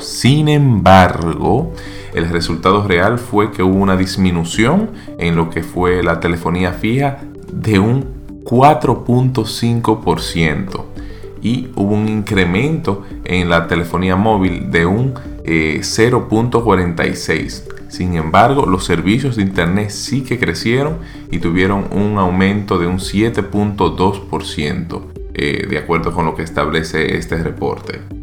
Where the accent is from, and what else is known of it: Dominican Republic